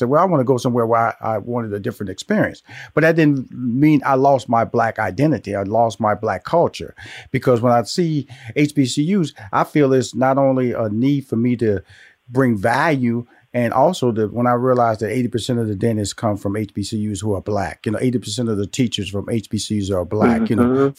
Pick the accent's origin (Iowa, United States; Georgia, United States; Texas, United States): Texas, United States; Houston; I was born and raised in Houston, Texas. So I had Texas Southern in Houston